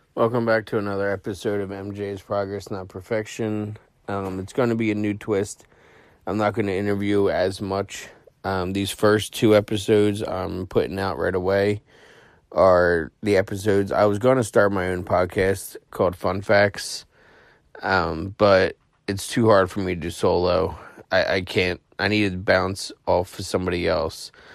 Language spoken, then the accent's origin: English; New Jersey, United States; moved away as an adult; also born or lived in Plymouth, Massachusetts; I grew up in South Jersey. just eight minutes from Philadelphia